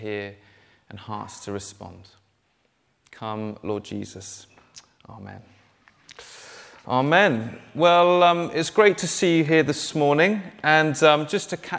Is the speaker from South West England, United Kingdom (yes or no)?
yes; Dorset, South West England, United Kingdom; moved away as an adult; also born or lived in Cambridge; I grew up down in Dorset, and to be honest, Dorset is full of countryside.